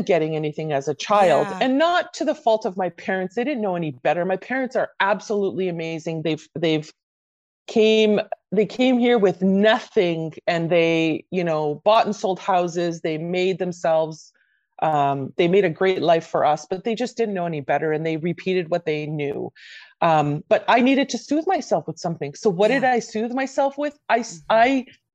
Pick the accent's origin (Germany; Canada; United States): Canada; also born or lived in Croatia; I was born in Croatia and I came to Canada at 6